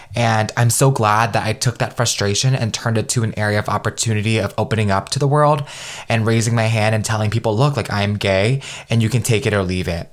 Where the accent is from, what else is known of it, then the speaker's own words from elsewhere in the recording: United States; growing up being Vietnamese American in a very traditional Vietnamese household